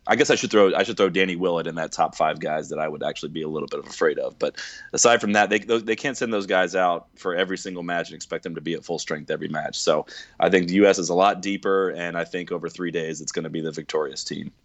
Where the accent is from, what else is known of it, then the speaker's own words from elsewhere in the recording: United States; I'm an American